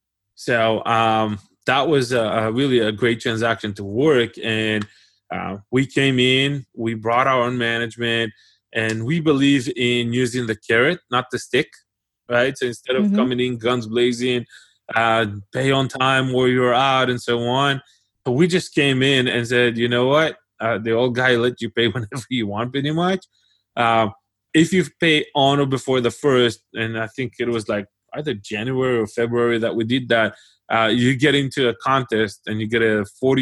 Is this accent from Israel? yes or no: yes; Israel; and then he got interested in Israel and the fact that I came from Israel, and we had a whole conversation about that.